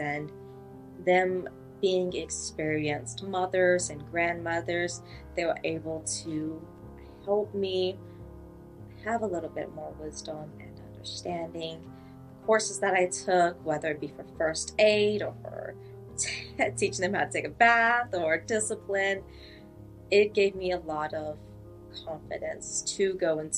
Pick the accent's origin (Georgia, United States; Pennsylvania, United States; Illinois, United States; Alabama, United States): Alabama, United States; I'm from Alabama